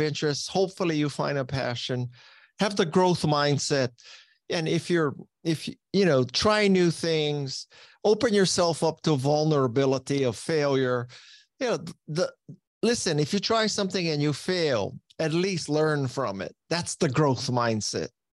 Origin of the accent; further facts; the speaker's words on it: Hawaii, United States; moved away as an adult; the public school system in Hawaii is not challenging enough for me